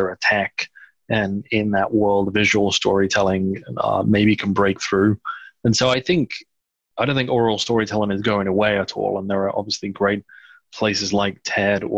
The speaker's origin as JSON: {"language": "English", "town": "Liverpool", "region": "North West England", "country": "United Kingdom", "tie": "born or raised there", "also_born_or_lived": "Runcorn / Bebington / Loughborough", "moved": "as an adult", "lives_now": "United States", "said": "I grew up in and around Liverpool in England. Born in Liverpool in the city center, then until about 10 years old, lived in a place called Runcorn"}